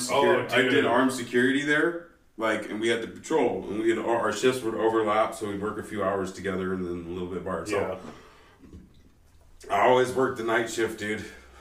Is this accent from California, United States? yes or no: yes; North Highlands, California, United States; growing up in North Islands